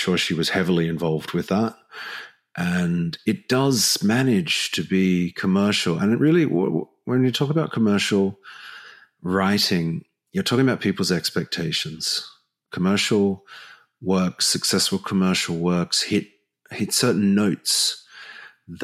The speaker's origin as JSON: {"language": "English", "country": "Australia"}